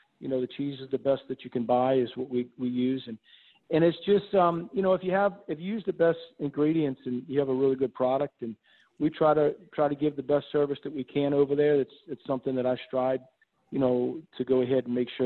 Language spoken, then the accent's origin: English; Miami, Florida, United States; moved away as an adult; now in New Orleans, United States; I'm originally from Miami, Florida. That's where, you know, I grew up and went to high school